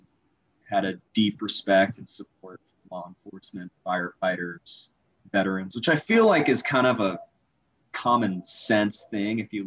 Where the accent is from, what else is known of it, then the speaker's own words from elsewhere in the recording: Dana Point, California, United States; I'm from Dana Point, California. It's like southern, close to San Diego